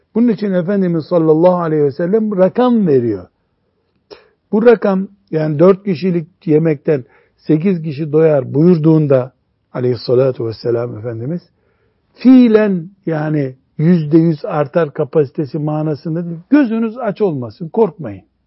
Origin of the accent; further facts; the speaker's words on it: Black Sea Region, Turkey; bizim Karadeniz'de dolaylık deniyor ona.